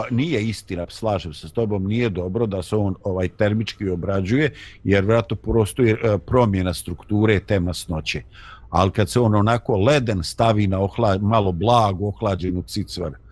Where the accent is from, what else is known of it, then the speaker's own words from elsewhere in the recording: Bosnia & Herzegovina; kod nas u Bosni